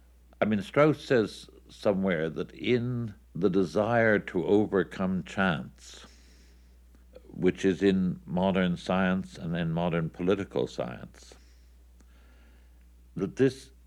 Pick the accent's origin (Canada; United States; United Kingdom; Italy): Canada; Toronto, Ontario; My hometown was Toronto. I wanted to be close to my mother and people like this, so I returned to Ontario and saw what had become of Toronto.